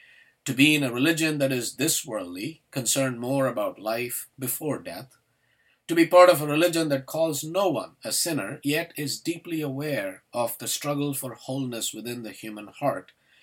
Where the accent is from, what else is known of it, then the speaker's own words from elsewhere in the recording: India; Growing up in India, I felt like a social outcast, a cultural hyphen, a religious hybrid.